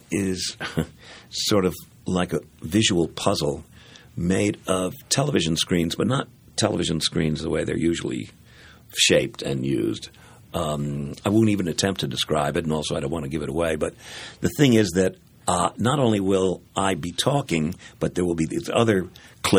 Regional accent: New York, United States; I was born in New York

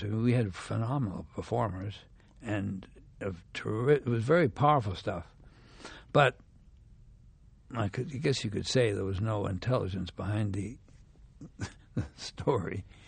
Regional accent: Montreal, Quebec, Canada; moved away as an adult; also born or lived in South Africa; I'm from Canada, you know, I'm from Montreal.

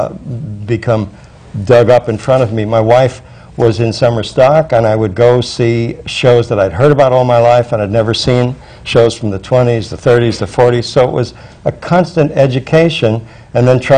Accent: Chicago, Illinois, United States; I'm from Chicago, from a family with almost no theatrical background

